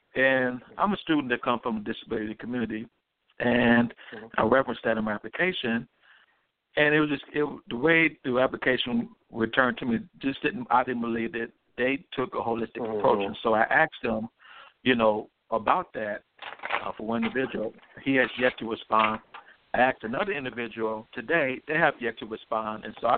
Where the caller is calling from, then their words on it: Detroit, Michigan, United States; I'm calling from Detroit.